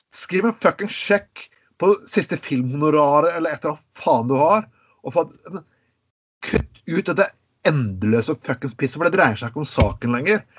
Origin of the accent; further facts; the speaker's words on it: Skien, Telemark, Norway; moved away; jeg kom fra Skien